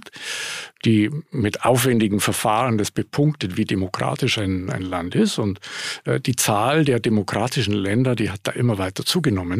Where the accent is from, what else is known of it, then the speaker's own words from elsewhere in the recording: Munich, Bavaria, Germany; moved away as an adult; also born or lived in Grenoble / New York; ich bin Münchner, was man an der Stimme ja auch hört. Ich habe einen Dialekt, ich kriege den nicht los. habe es inzwischen aufgegeben, das zu probieren. Äh, um, ähm, aber äh, bin dort aufgewachsen